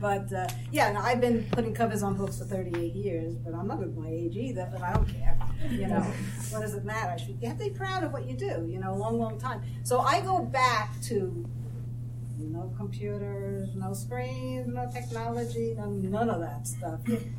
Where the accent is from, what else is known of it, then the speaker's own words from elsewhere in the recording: Brooklyn, New York, United States; accent: Brooklyn; I know, I hide it well. I lost my Brooklyn accent years ago.